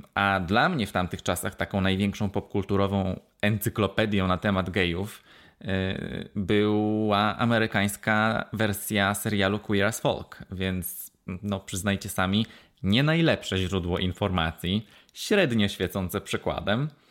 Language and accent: Polish; Poland; now in Wales, United Kingdom